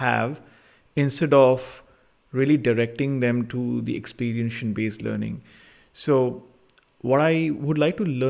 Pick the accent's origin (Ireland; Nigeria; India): India; in the times that I was growing up in India